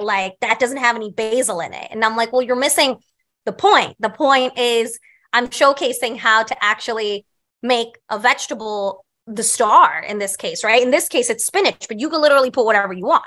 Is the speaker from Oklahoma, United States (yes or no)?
no; New York City, New York, United States; I grew up on Staten Island